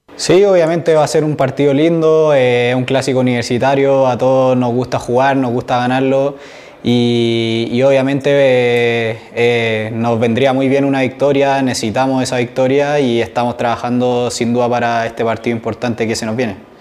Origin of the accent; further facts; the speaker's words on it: Chile; como todos chilenos tenemos